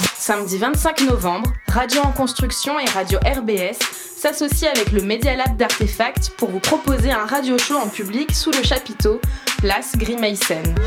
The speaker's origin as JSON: {"language": "French", "town": "Strasbourg", "region": "Grand Est", "country": "France", "said": "je suis de Strasbourg, mes parents ont bougé à la campagne"}